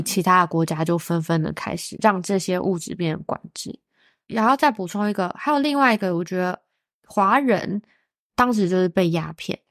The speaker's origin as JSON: {"language": "Chinese", "country": "Taiwan", "said": "我们台湾人"}